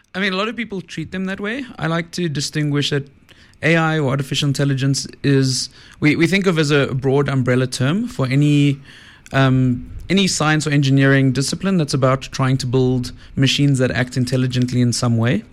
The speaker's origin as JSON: {"language": "English", "town": "Johannesburg", "region": "Gauteng", "country": "South Africa", "tie": "born or raised there", "said": "I grew up in Joburg"}